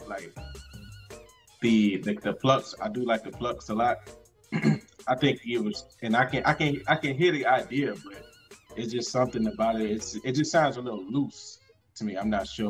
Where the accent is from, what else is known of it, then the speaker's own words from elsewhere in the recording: Chicago, Illinois, United States; moved away as an adult; now in North Carolina, United States; I was born and raised in Chicago.